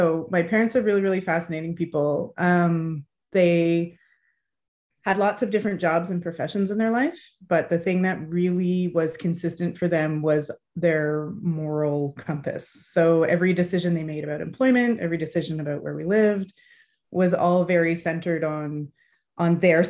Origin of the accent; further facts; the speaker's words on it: Fergus, Ontario, Canada; also born or lived in Hamilton / St. John's / Ottawa; So I'm Canadian. I grew up in Canada, but we moved around a fair bit. So I lived in Hamilton, in St. John's, Newfoundland, in Ottawa. I did my middle school and high school in a small town in Ontario called Fergus.